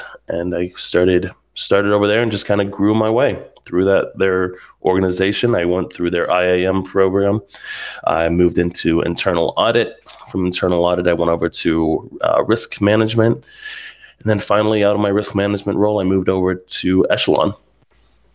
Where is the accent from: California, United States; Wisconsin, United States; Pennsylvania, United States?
Pennsylvania, United States; Pittsburgh; I was living a couple hours away from where I grew up in Pittsburgh, and decided to move back home, help take care of my mom.